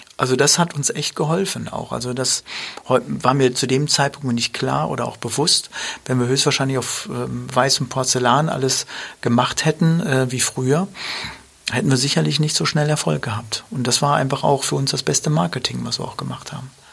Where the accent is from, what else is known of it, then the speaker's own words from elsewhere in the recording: Dortmund, North Rhine-Westphalia, Germany; wir sind ja in Dortmund groß geworden